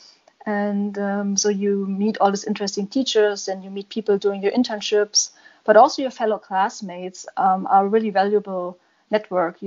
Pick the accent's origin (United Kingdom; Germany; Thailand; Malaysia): Germany; Leipzig, Saxony; Leipzig, my hometown